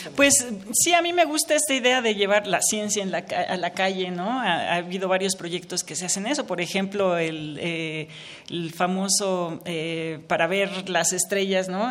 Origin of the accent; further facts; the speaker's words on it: Mexico; me alienta mucho como mexicana